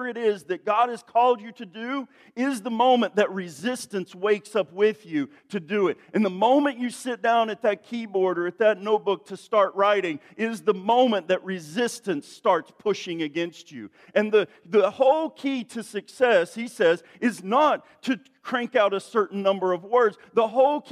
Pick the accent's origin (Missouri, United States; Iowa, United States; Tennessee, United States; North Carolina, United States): Tennessee, United States; East; I'm from East Tennessee, where, you know, people say things in funny ways